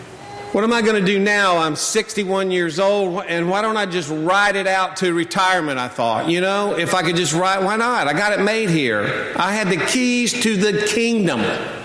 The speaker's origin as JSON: {"language": "English", "region": "North Carolina", "country": "United States", "tie": "born or raised there", "also_born_or_lived": "Charleston, South Carolina", "moved": "yes", "lives_now": "Charlotte, United States"}